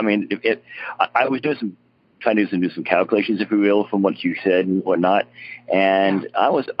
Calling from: Tulsa, Oklahoma, United States; I'm calling from Tulsa, Oklahoma.

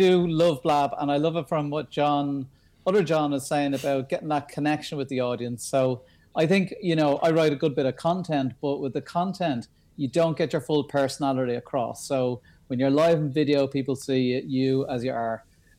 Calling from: Dublin, Leinster, Ireland; I'm coming in from Dublin.

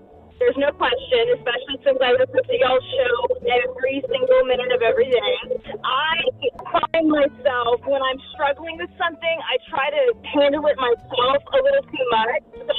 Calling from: Coppell, Texas, United States; I am from Coppell, Texas.

